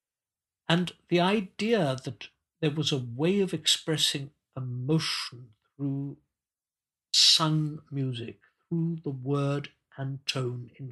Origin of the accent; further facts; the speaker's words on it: Zimbabwe; moved away; I grew up in Rhodesia in Africa, where there was very little vocal tradition